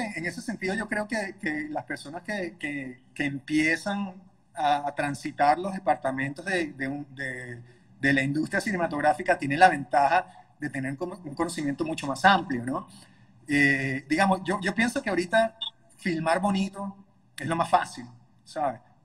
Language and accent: Spanish; Caracas, Capital District, Venezuela; En Caracas, Venezuela, de donde soy